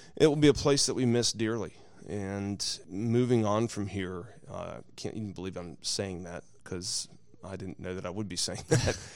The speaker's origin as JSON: {"language": "English", "town": "Greenville", "country": "United States", "tie": "born or raised there", "moved": "yes", "said": "I grew up in Greenville"}